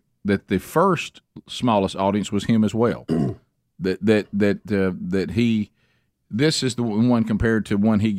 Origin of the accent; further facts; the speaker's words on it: United States; As an American